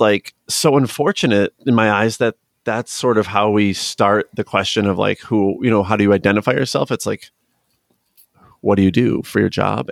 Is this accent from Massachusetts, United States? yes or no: no; Chicago area, Illinois, United States; I'm from the Chicago area, I'm from Illinois.